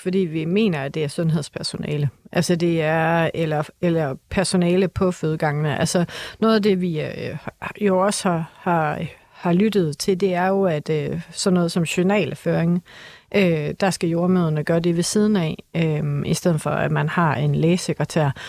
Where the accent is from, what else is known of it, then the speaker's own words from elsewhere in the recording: Aarhus, Central Denmark Region, Denmark; accent: Aarhus dialect; i Aarhus, hvor jeg kommer fra, det tror jeg er rimelig tydeligt på min dialekt